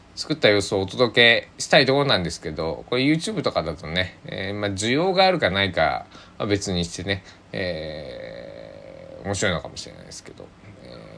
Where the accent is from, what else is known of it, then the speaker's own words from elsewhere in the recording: Kochi, Japan; now in Takamatsu, Japan; 僕の生まれ育った高知県の方言